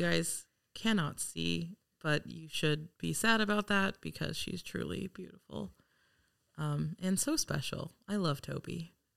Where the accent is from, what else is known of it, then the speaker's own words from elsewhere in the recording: Los Angeles, California, United States; I am from Los Angeles